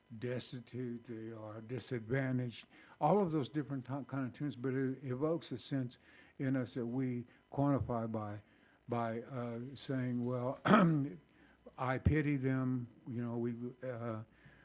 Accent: North Carolina, United States; I'm from North Carolina

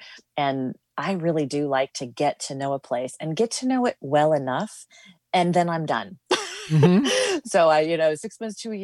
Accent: North Dakota, United States; moved away; also born or lived in Minneapolis, Minnesota; I grew up in North Dakota and have lived a whole bunch of places.

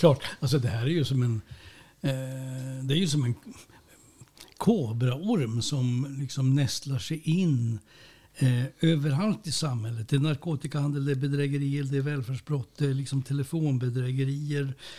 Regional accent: Norrbotten County, Sweden; som norrbottning

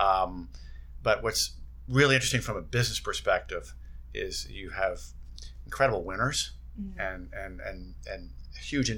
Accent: Bethlehem, Pennsylvania, United States; I grew up in Bethlehem, Pennsylvania

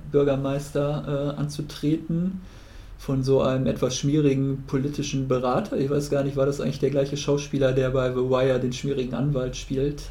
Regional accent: Germany; als Deutscher

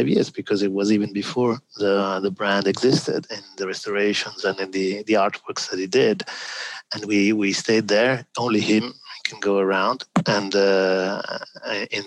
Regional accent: Milan, Lombardy, Italy; moved away; I'm from Milano

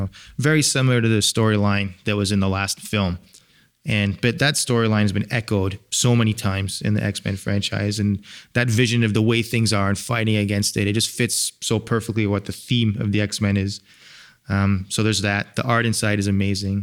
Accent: England, United Kingdom; moved away; I'm from England

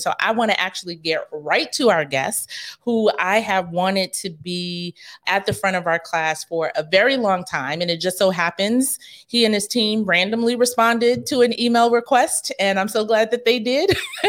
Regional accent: New York City, New York, United States; I grew up in Rosedale, so not too far.

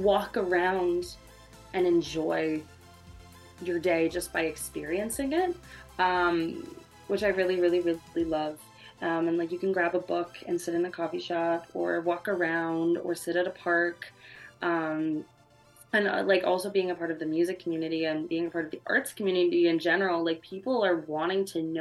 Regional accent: Saskatoon, Saskatchewan, Canada; moved away as an adult; now in Toronto, Canada; I'm originally from Saskatoon, Saskatchewan. I just moved to Toronto in January

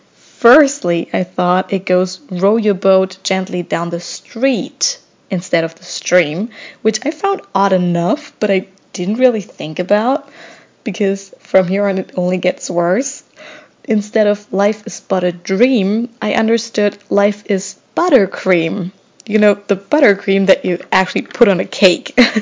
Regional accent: Germany; English is a second language; moved away as an adult; now in United States; I'm originally from Germany, but I'm currently living in the US as an au pair

